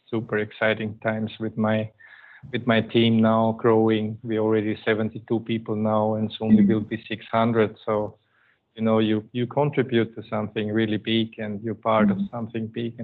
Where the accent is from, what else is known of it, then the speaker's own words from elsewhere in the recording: Austria; first language German; English is a second language; moved away as an adult; now in Manila, Philippines; Indicates already that I am a German-speaking person. I'm coming from Austria